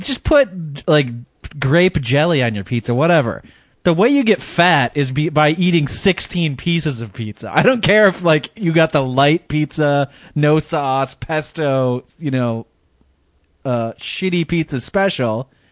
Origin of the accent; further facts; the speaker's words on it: Midwest, United States; moved away; I'm from the Midwest